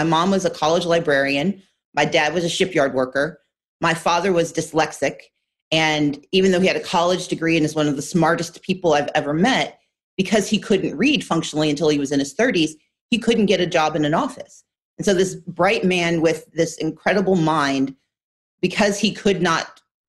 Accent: Gulfport, Mississippi, United States; I grew up in Gulfport, Mississippi, which was one of the more liberal places in the state of Mississippi

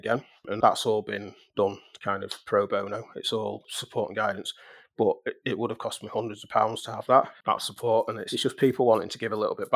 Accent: Manchester, North West England, United Kingdom; we were both from Manchester

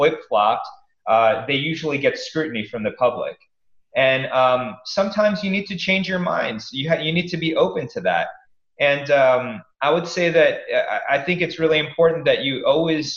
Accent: East Coast, United States; I grew up in the East Coast

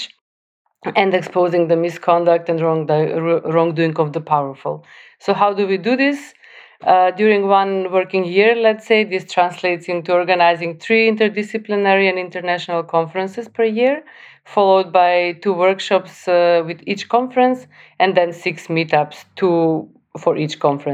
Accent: North Macedonia; moved away; also born or lived in Skopje; I'm coming originally from North Macedonia

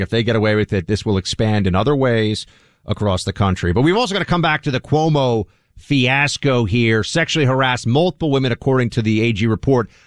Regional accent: New York City, New York, United States; a great city, my hometown, place I grew up

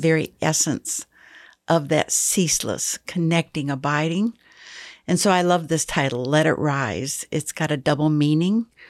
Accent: Michigan, United States; now in Texas, United States; I was raised in Michigan

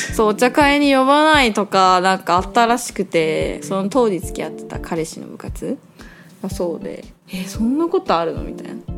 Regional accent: Tokyo, Japan; moved away; 東京から来た

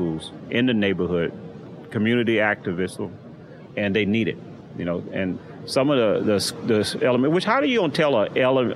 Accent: Houston, Texas, United States; I'm from Houston. I grew up in Sunnyside

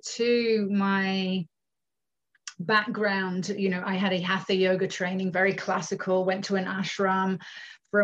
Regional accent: United Kingdom; moved away as an adult; also born or lived in Scotland / Findhorn, Scotland; now in Canada; I'm from the UK originally, born in the UK to a Canadian mother

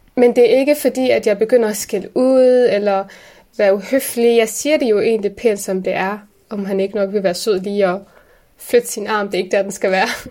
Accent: Aarhus, Central Denmark Region, Denmark; also born or lived in Aalborg; vi er jo opvokset i Gellerupparken.

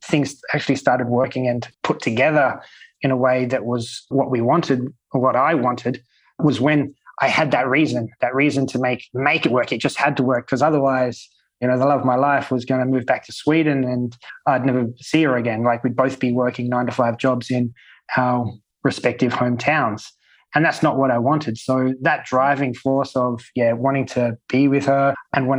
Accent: Sydney, New South Wales, Australia; now in Malta; Sydney, my hometown

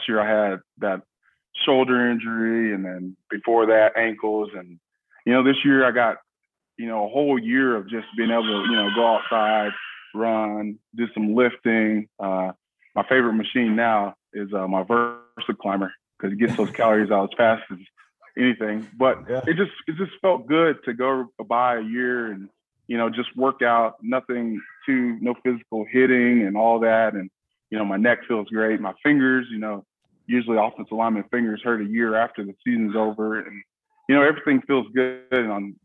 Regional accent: Odessa, Texas, United States; I say Odessa, and they immediately say Permian. And it's, no, I went to the other school, Odessa High

